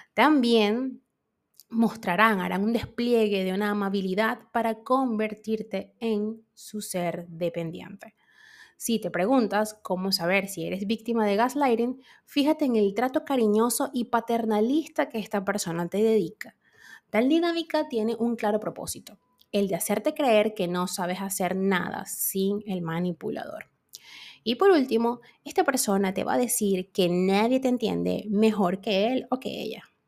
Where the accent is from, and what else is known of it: Venezuela